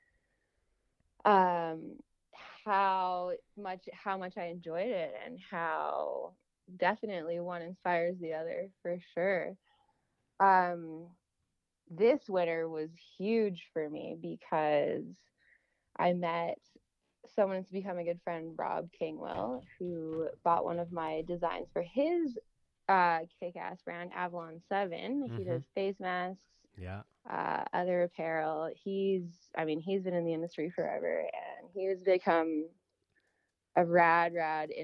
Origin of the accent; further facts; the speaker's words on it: Calgary, Alberta, Canada; I'm originally from Calgary, and I started skiing a little